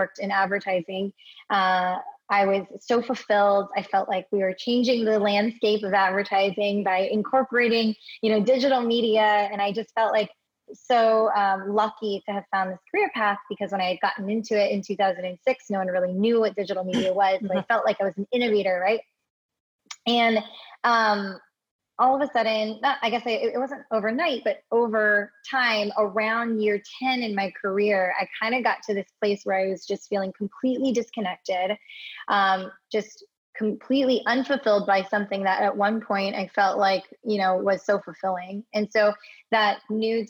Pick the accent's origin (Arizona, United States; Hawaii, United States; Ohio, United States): Hawaii, United States; now in Los Angeles, United States; born and raised in Hawaii, actually, but find myself in Los Angeles, California now.